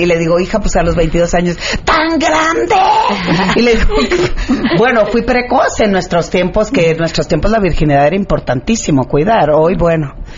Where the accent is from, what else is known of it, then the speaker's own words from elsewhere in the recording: Culiacán, Sinaloa, Mexico; en Sinaloa, que soy de Culiacán